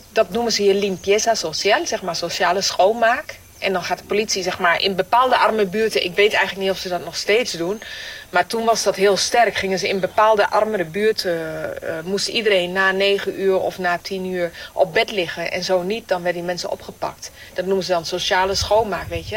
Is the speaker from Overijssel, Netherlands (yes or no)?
yes; Denekamp, Overijssel, Netherlands; moved away as an adult; also born or lived in Colombia; Mijn leven, dat ooit begon in het Twentse dorp Denenkamp